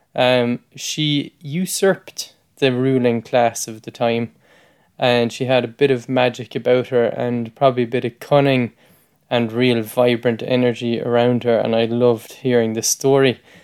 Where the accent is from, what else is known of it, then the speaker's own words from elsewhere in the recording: County Clare, Munster, Ireland; I grew up in County Clare